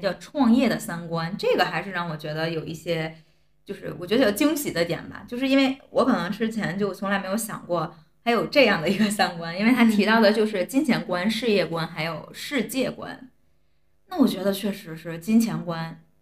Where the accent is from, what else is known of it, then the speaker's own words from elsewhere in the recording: China; 我们作为中国人